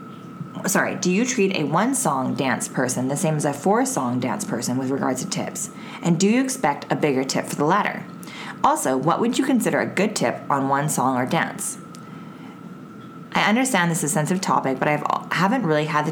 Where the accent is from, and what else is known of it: Canada